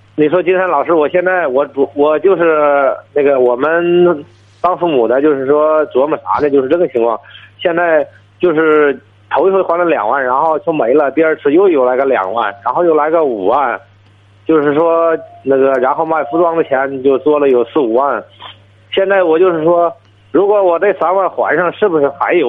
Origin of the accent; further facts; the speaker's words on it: Qinhuangdao, Hebei, China; 我是河北省清华岛的